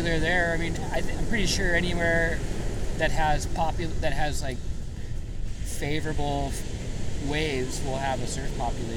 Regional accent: Los Angeles, California, United States; also born or lived in Ventura; now in Los Angeles, United States; I was born in Los Angeles.

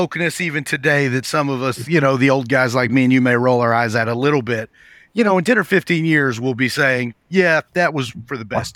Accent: rural Appalachia, United States; I came from a very poor corner of very rural Appalachia

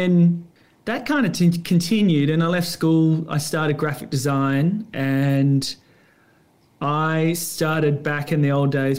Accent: Perth, Western Australia, Australia; moved away as an adult; now in Bondi, Australia; I grew up in Perth.

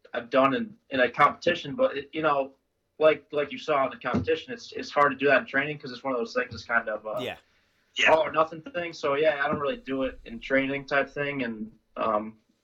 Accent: near Utica, New York, United States; now in Rochester, United States; I grew up near Utica, New York, not in Utica, but in a small little tiny town.

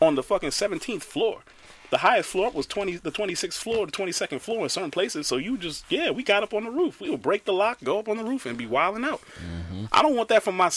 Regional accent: New York, United States; moved away as an adult; now in Maryland, United States; I grew up in New York

